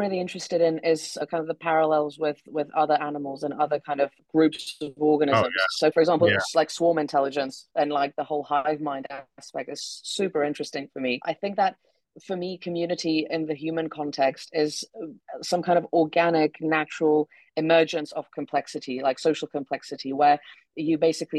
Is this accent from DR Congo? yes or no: no; Czechia; English is a second language; also born or lived in United Kingdom; I am originally from the Czech Republic, although as you can tell from my accent, I spent a long time in the UK.